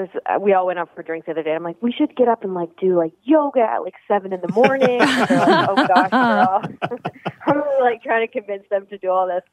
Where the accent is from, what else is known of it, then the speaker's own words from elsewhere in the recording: Alberta, Canada; I'm from Alberta